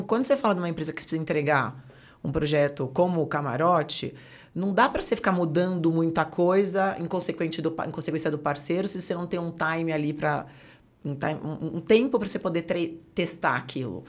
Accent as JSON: {"language": "Portuguese", "town": "Santos", "region": "São Paulo", "country": "Brazil", "tie": "born or raised there", "moved": "as an adult", "lives_now": "São Paulo, Brazil", "said": "Sou Santista Caissara de Santos."}